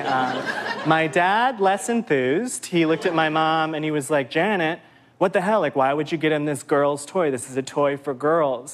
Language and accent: English; Midwest, United States; growing up in the Midwest with this face and that family